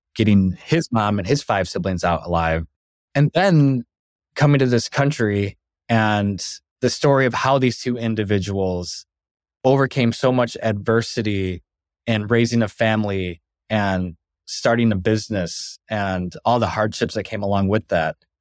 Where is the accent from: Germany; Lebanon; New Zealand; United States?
United States; Bad Axe, Michigan; moved away as an adult; growing up in Bed Ex, Michigan for almost twenty years of my life